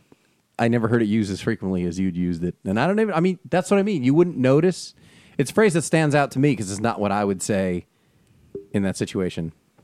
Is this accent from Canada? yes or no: no; New Jersey, United States